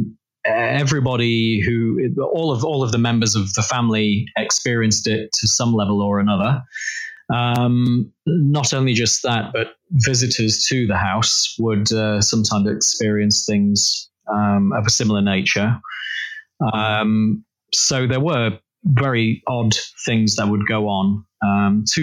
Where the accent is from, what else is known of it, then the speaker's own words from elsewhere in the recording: Ackworth, Yorkshire and the Humber, United Kingdom; moved away as an adult; I was born in Yorkshire in 1969, and grew up there until I finally left around about 18 years old